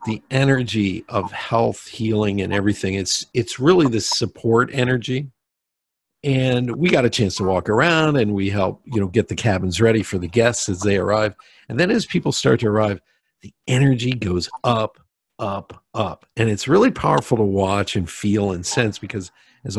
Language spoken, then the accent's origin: English; Pennsylvania, United States; I'm from Pennsylvania, so I love the Appalachians